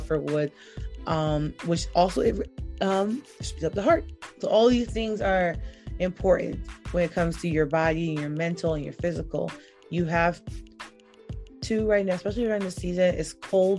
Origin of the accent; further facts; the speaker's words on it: New York, United States; I'm a New Yorker